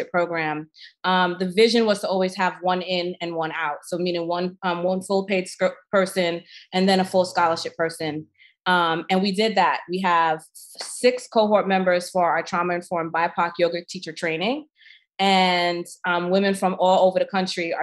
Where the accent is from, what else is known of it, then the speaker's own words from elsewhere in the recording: New York City, New York, United States; I'm a New Yorker